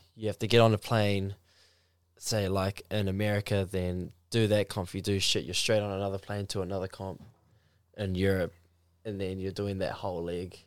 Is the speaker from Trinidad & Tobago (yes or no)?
no; New Zealand; I'm from the Mount Arataki, to be specific